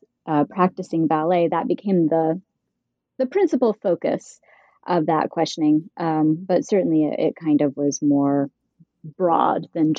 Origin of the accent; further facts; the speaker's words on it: Utah, United States; also born or lived in Idaho; I grew up in Utah and Idaho, and I grew up within a very conservative faith community.